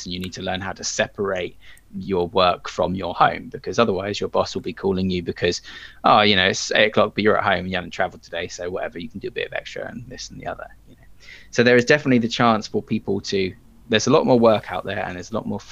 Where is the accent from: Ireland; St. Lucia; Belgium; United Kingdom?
United Kingdom; England; I'm English